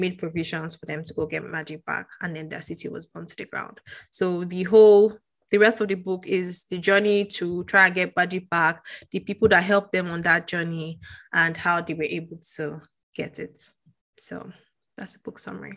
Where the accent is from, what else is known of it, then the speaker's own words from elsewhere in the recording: Nigeria; as a Nigerian